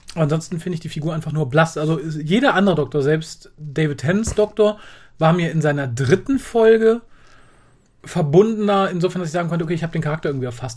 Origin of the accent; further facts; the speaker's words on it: Germany; als, als Deutscher